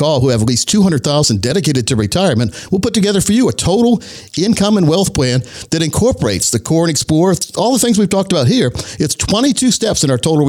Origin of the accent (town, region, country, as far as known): Laurinburg, North Carolina, United States; born or raised there